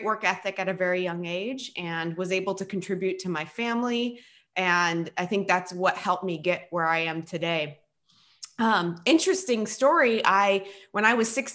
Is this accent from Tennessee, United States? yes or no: no; Silicon Valley, California, United States; I was born and raised in Silicon Valley in California.